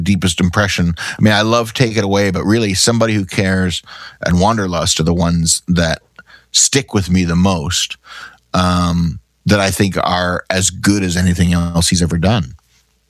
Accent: Canada; We're from Canada.

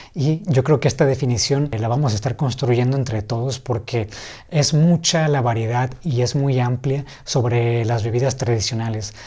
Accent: Ensenada, Baja California, Mexico; aquí en Ensenada, de donde soy

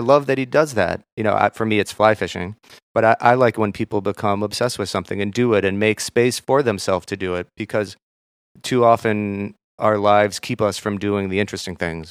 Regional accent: Minneapolis, Minnesota, United States; moved away; also born or lived in Maine; I'm from Minneapolis

